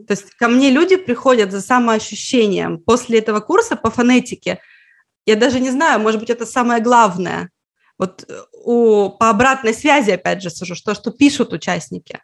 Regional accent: Petrozavodsk, Republic of Karelia, Russia; Я из Карелии, я из Петрозаводска. Когда я была ребенком, изучать финский в школе, например, было так же обычно практически, как английский.

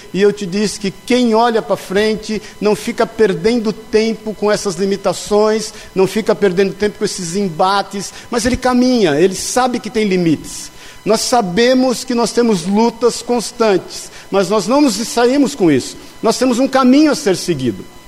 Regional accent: São Paulo, Brazil; moved away; also born or lived in Pouso Alegre, Minas Gerais; como bom paulista

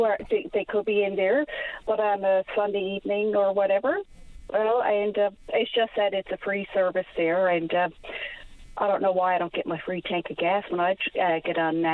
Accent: St. John's, Newfoundland and Labrador, Canada; I grew up in the East End

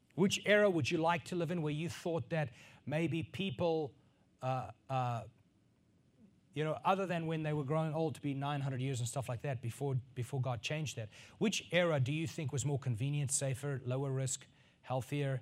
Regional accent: northern South Africa, South Africa; growing up in South Africa on a farm, in a northern part of South Africa

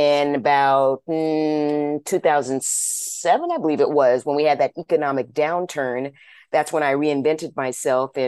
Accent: Orange County, California, United States; also born or lived in Los Angeles, California; I was born and raised in Orange County, California, lived there until I was about 17 years old

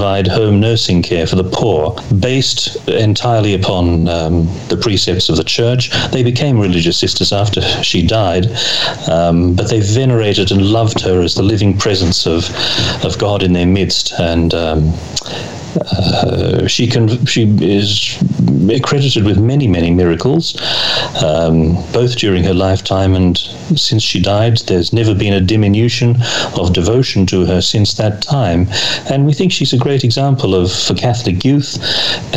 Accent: Australia; as an Australian

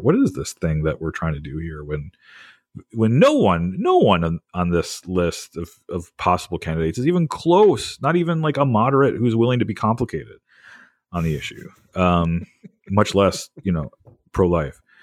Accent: Wisconsin, United States; moved away as an adult; now in New Jersey, United States; I grew up in Wisconsin

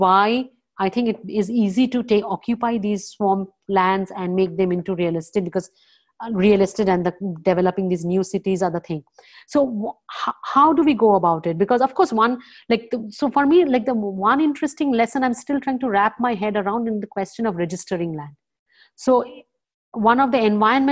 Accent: Kolkata, West Bengal, India; the place where I grew up in Calcutta

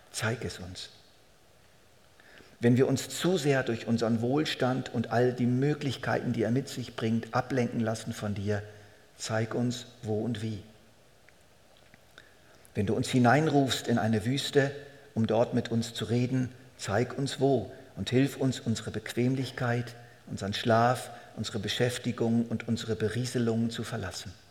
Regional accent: Switzerland; Das ist einfach nun mal unsere Verpflichtung als Schweizer.

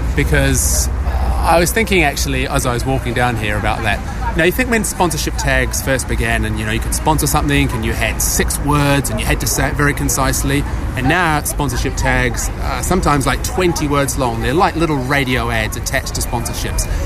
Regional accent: New Zealand; now in United Kingdom; I originally come from that great hotbed of media, world leading media activity, New Zealand.

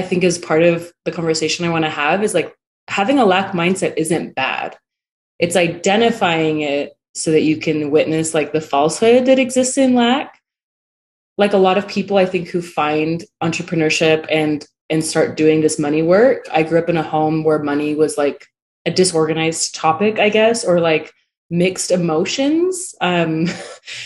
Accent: California, United States; now in Lehi, United States; I live in Utah, in Lehigh. I come from California

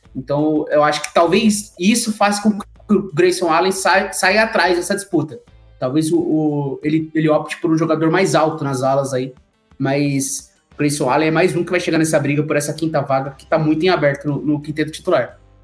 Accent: Brazil; nós que somos brasileiros e amantes de todos os esportes

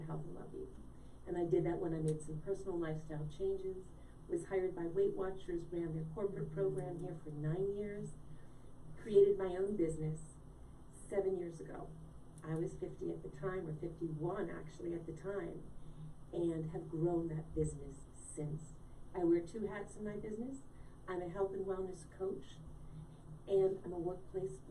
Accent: Connecticut, United States; also born or lived in Vermont / Rome; I grew up in New England. I'm a New England girl. I grew up in Connecticut

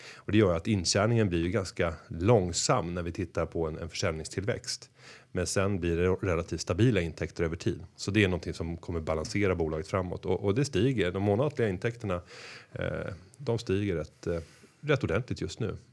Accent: Sweden; som svenskar

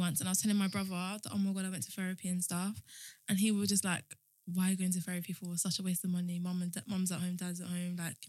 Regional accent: Kent, South East England, United Kingdom; When I first moved to Kent, I was like 8.

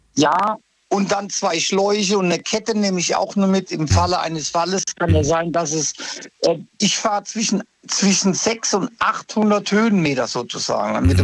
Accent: Ludwigshafen, Rhineland-Palatinate, Germany; moved away as an adult; also born or lived in Cologne; now in Ludwigshafen, Germany; ich bin ja ein Pelzer, ich bin in der Gartenstadt geboren

